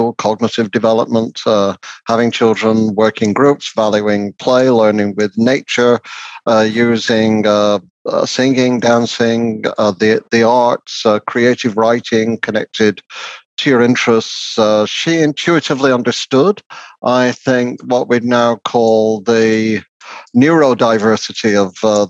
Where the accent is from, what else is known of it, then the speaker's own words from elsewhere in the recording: Lancashire, North West England, United Kingdom; the kind of working class experience I had growing up in Lancashire